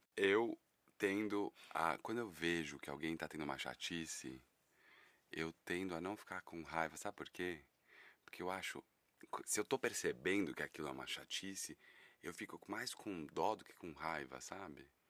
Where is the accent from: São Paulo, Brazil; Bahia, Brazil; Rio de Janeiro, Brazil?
São Paulo, Brazil; Eu tenho 36 anos e sou daqui de São Paulo